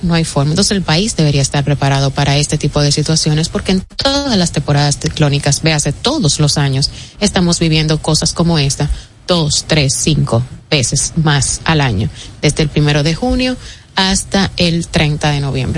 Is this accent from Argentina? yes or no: no; Dominican Republic; como buenos dominicanos